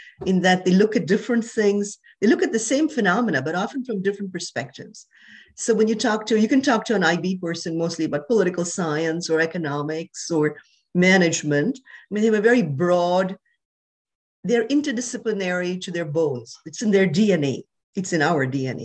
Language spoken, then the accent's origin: English; India; moved away as an adult; also born or lived in Wisconsin / New York; I was born in India. I grew up there